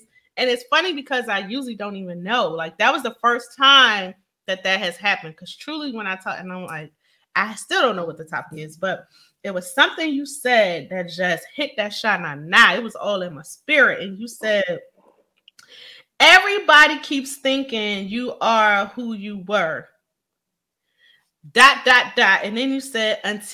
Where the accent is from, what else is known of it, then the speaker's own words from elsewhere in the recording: Philadelphia, Pennsylvania, United States; Philly, my hometown